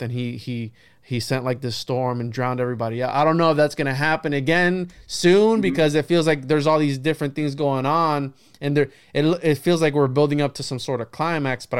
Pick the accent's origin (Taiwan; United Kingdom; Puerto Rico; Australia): Puerto Rico; moved away; I remember growing up in Puerto Rico, I was probably 6 or 7 years old